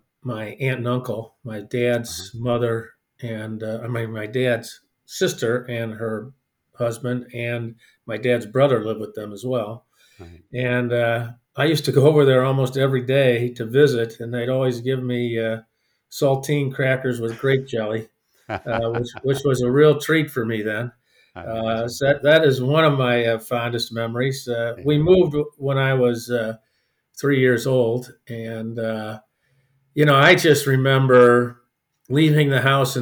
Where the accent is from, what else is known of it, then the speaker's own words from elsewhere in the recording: East St. Louis, Illinois, United States; growing up in East St. Louis in the 50s and early 60s